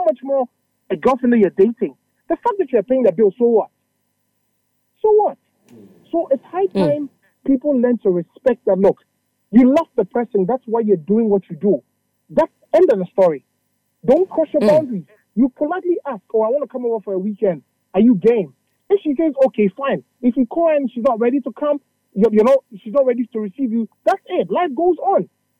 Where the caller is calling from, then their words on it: Adenta, Greater Accra, Ghana